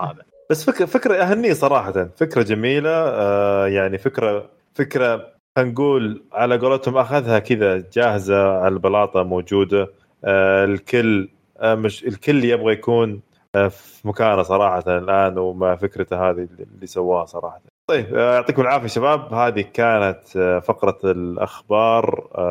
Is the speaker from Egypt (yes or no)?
no; Saudi Arabia; عندنا في السعوديه